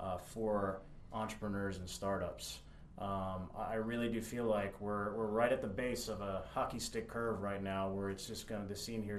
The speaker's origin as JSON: {"language": "English", "region": "New Jersey", "country": "United States", "tie": "born or raised there", "also_born_or_lived": "Austin, Texas / Ann Arbor, Michigan", "moved": "as an adult", "lives_now": "Lexington, United States", "said": "I grew up in New Jersey, not far from I was in the New York City area. I then lived in Austin, Texas, which everyone knows is a huge tech scene, booming city, growing. I was living in Ann Arbor. And, then moving to Lexington"}